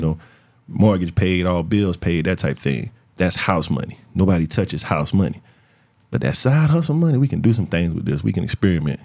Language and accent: English; Florence, South Carolina, United States; I'm from Florence, my people from Darlington, my people from Florence.